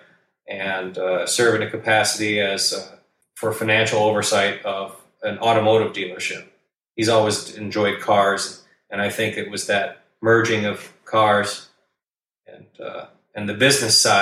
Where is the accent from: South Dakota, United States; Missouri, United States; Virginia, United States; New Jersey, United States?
South Dakota, United States; Madison; now in Sioux Falls, United States; about an hour and a half from my hometown, from Madison. It's only an hour from Sioux Falls, where I live now